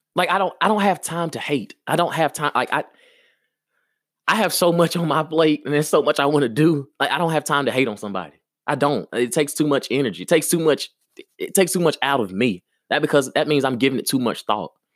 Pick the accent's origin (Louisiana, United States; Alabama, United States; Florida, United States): Alabama, United States; Maplesville; moved away; also born or lived in Birmingham, Alabama; I'm from Maplesville, Alabama. Yes. That's exactly where I'm from. That's what made me